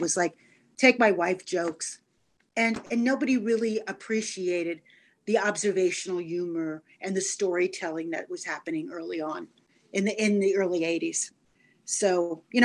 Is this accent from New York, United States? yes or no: yes; New York City, New York, United States; moved away as an adult; grew up in Brooklyn.